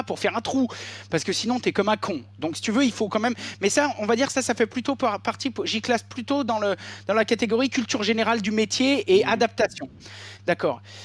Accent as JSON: {"language": "French", "area": "Beaujolais", "region": "Auvergne-Rhône-Alpes", "country": "France", "tie": "born or raised there", "also_born_or_lived": "Ain", "said": "j'ai grandi dans le Beaujolais au milieu des vignes"}